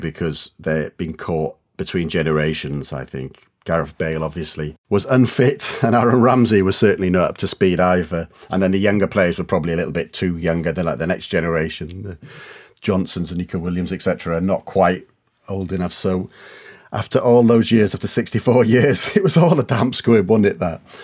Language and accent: English; Wales, United Kingdom; moved away; also born or lived in Leeds; I grew up in Wales